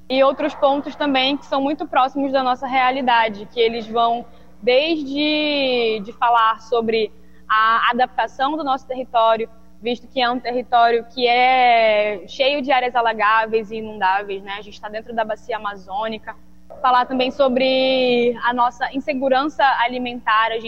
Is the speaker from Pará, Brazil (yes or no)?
yes; Belém, Pará, Brazil; sou de Belém do Pará